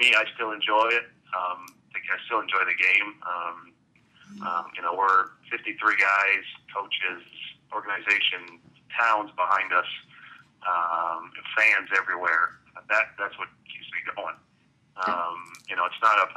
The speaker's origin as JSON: {"language": "English", "country": "Canada", "tie": "born or raised there", "also_born_or_lived": "Berkeley / Dallas", "moved": "as an adult", "said": "I grew up in Canada, so the main sport there is hockey."}